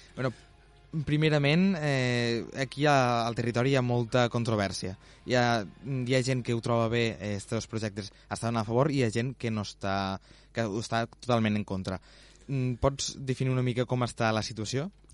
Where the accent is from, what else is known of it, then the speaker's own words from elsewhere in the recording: Terres de l'Ebre, Catalonia, Spain; com a, com a ebrenc